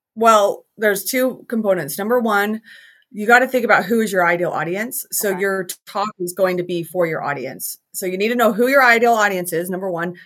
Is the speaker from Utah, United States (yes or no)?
yes; Salt Lake City, Utah, United States; I am from Salt Lake City, Utah